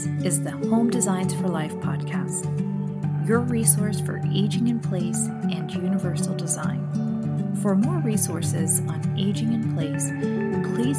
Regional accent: South Florida, United States; we're both from South Florida

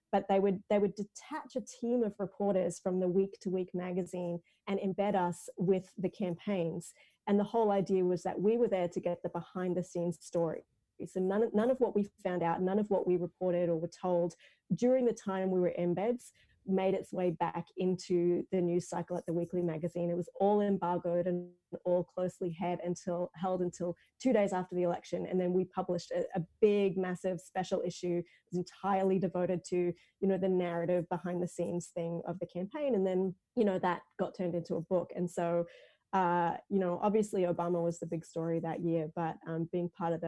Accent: Australia; being an Australian and being very involved in US presidential politics

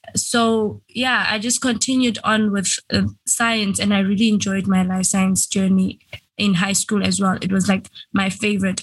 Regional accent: Venda, Limpopo, South Africa; I am a South African. I was born in South Africa, Limpopo, in a place called Venda.

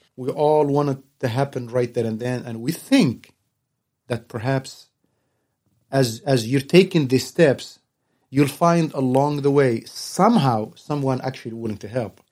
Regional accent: Tunisia; now in San Antonio, United States; I'm originally from Tunas, Northern Africa

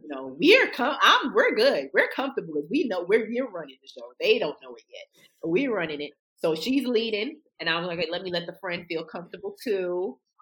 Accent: New York City, New York, United States; I'm from New York City

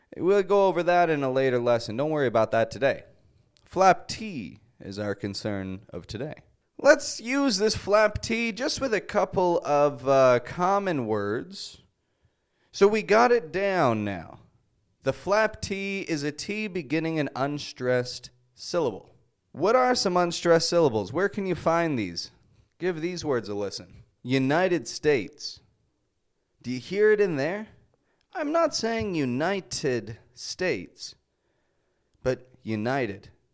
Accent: Toronto, Ontario, Canada; I'm from Toronto. That's in Canada.

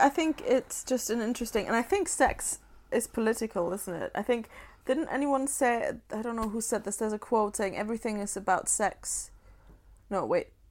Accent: Germany; born or raised there; moved away

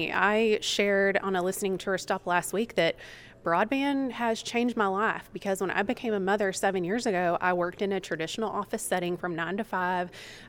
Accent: Texas, United States; moved away; I am from Texas, born and raised, and my family lives in a rural area of Texas. My dad's a farmer and a rancher

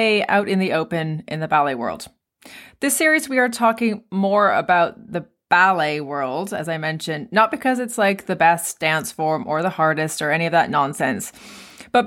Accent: Canada; in Canada where I'm from.

